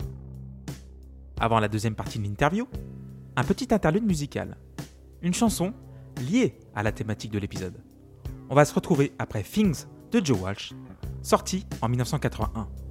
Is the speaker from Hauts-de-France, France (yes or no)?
no; Feurs, Auvergne-Rhône-Alpes, France; Je suis né en 1986 à Feur dans la Loire, gentil et ligérien